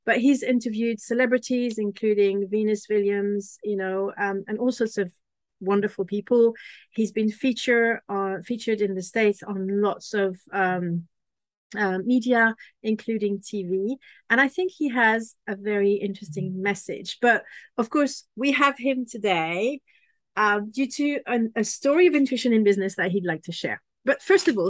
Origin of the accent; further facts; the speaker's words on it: Paris, Île-de-France, France; now in Bristol, United Kingdom; I come from Paris in France. I now live near Bristol in a little village